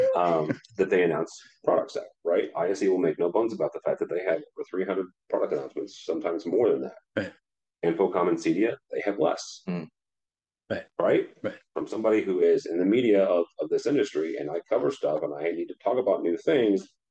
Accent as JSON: {"language": "English", "town": "St. Louis", "region": "Missouri", "country": "United States", "tie": "born or raised there", "said": "I grew up in St. Louis"}